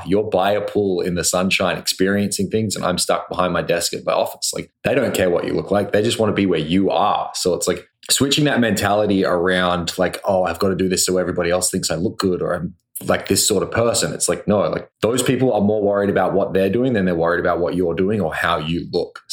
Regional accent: Australia; now in Vancouver, Canada; I'm the Australian guy that lives in the area

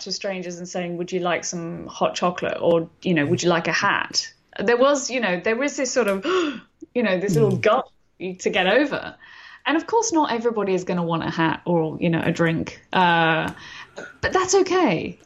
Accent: London, United Kingdom; London, which is where I'm from originally, as you can tell from my accent

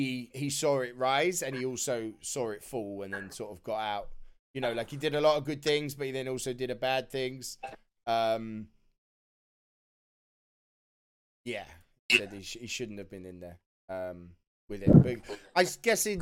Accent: United Kingdom; being British as well

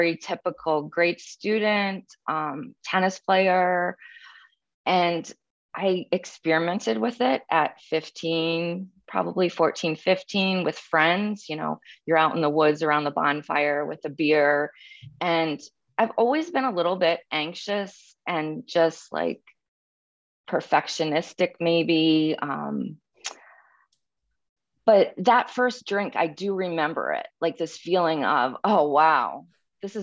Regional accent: Massachusetts, United States; I grew up in New England in Massachusetts

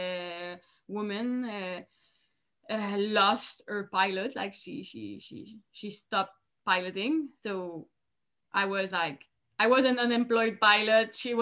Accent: Quebec, Canada; I was from Quebec

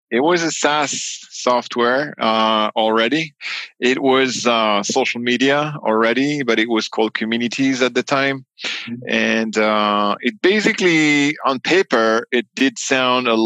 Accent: New York, United States; born there; also born or lived in France; citizen born in New York, so I also have the U.S. passport, which makes me a funny beast um, because I'm both American and French, which is a weird mix.

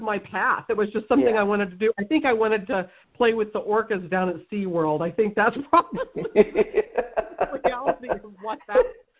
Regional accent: Missouri, United States; I grew up here in the Midwest, you know, in Missouri. I've lived in Missouri my whole life

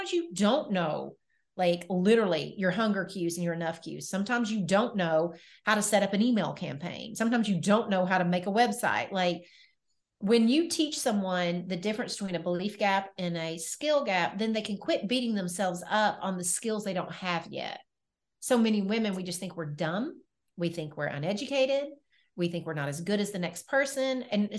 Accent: Nashville, Tennessee, United States; I am from Nashville, Tennessee. I am so born, cool, bred, and raised here.

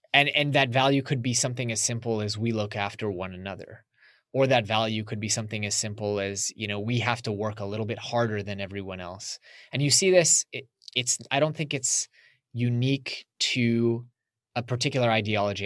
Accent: United States; growing up in America

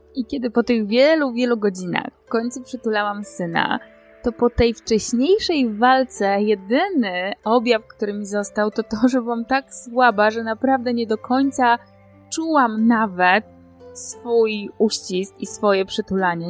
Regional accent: Poland; urodziłam się i wychowałam w Polsce

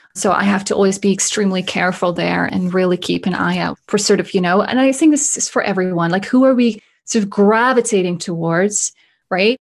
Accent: Netherlands; also born or lived in Germany; now in Canada; I am originally from Holland, was born and raised there

